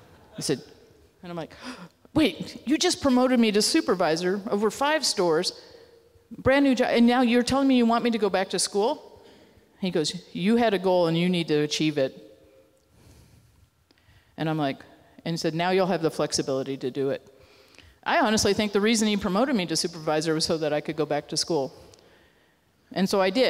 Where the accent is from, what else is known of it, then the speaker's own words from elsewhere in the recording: Grand Forks, North Dakota, United States; moved away as an adult; also born or lived in Texas; I grew up in Grand Forks, North Dakota